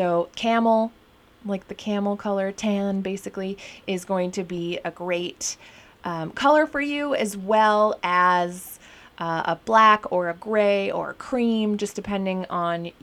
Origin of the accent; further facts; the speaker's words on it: Minnesota, United States; now in Portland, United States; I'm from Minnesota